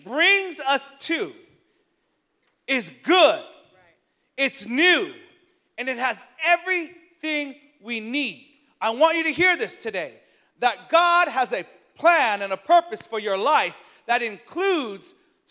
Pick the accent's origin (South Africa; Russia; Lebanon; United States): United States; San Francisco, California; born and raised in San Francisco